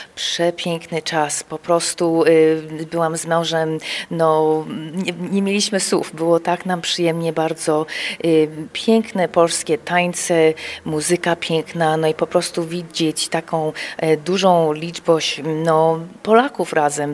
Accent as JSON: {"language": "Polish", "town": "Chicago", "region": "Illinois", "country": "United States", "tie": "born or raised there", "also_born_or_lived": "Kraków, Poland", "said": "ja się urodziłam w Chicago, kończyłam na University of Illinois w Champaign"}